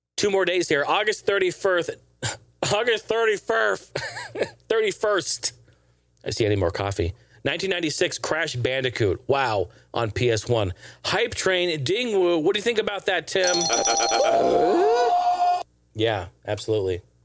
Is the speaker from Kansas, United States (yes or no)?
no; Portland, Oregon, United States; my hometown of Portland